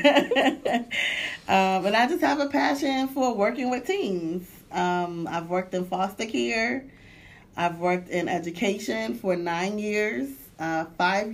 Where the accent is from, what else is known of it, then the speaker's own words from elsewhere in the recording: Hartford, Connecticut, United States; moved away as an adult; also born or lived in DMV area; I'm originally from Hartford, Connecticut